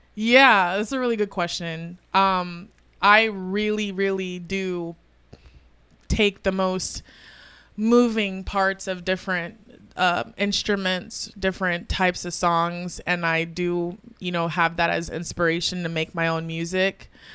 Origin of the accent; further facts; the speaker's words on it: Tampa, Florida, United States; also born or lived in Broward County, Florida; I'm from Tampa. I was originally born in South Florida, nine five four Broward County. Um, Um, and, um, yeah, I moved to Tampa at a young age